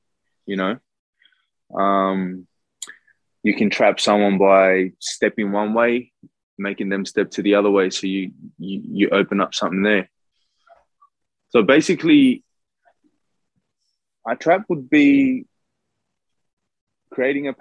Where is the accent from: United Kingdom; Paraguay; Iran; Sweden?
Sweden; moved away; I'm from Sweden. I'm originally from Sweden. My background's South American. My mom and dad, they're both Chilean. I grew up in Europe